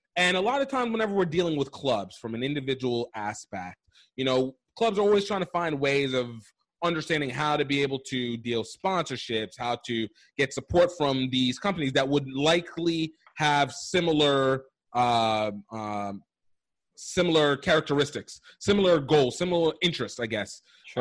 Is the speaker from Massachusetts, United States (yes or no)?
no; Iowa, United States; I'm an Iowa guy too. I was I was raised in Iowa